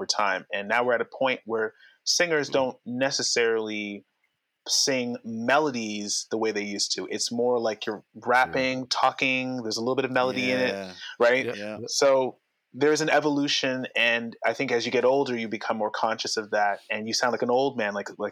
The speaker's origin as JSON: {"language": "English", "town": "Toronto", "region": "Ontario", "country": "Canada", "tie": "born or raised there", "said": "I was from Scarborough"}